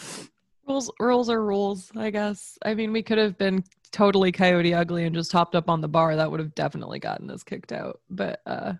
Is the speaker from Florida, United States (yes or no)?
yes; Florida, United States; all of my family's from the north, like, yeah, I grew up in Florida, but, like, we're all transplants anyways